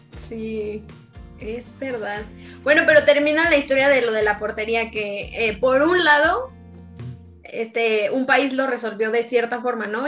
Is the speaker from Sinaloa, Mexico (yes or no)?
no; Guanajuato, Mexico; Yo crecí en un estado en Guanajuato muy bello